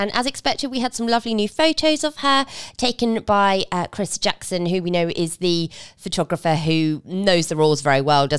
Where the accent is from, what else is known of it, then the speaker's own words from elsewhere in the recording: United Kingdom; being British as we are